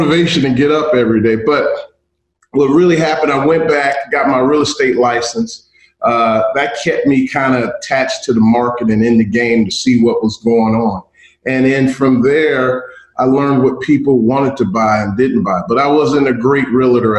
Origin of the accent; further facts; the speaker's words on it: Cincinnati, Ohio, United States; moved away; also born or lived in Tuskegee, Alabama; I grew up in Cincinnati, attended Tuskegee University